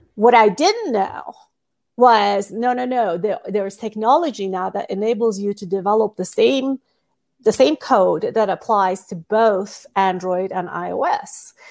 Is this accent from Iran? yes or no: yes; Iran; moved away as an adult; also born or lived in United States / Singapore; I moved from Iran to the United States when I was eighteen years old